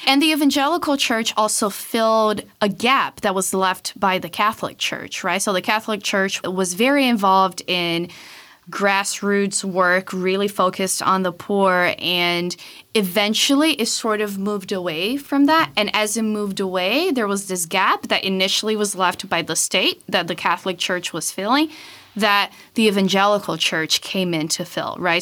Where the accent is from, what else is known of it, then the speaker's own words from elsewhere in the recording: Brazil; moved away; Growing up in Brazil from as long as I can remember